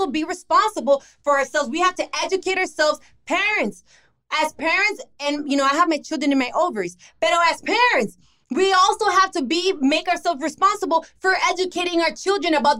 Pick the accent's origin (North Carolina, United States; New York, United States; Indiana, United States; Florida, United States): Florida, United States; Miami; I was born here in Miami, okay? I was born here, and I didn't even get to go to my parents' country, the Dominican Republic, till I was like 18.